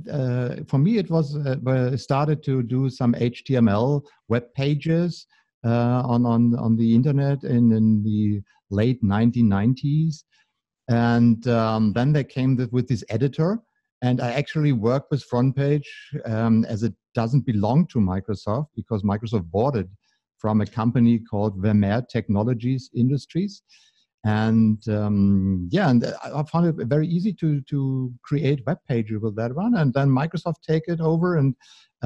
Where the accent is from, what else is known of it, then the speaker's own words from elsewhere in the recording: Berlin, Germany; I'm from Berlin.